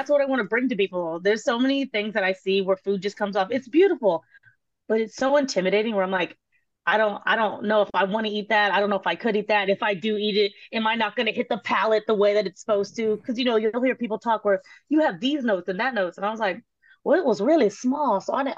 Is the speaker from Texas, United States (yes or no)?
yes; Texas, United States; I'm from Texas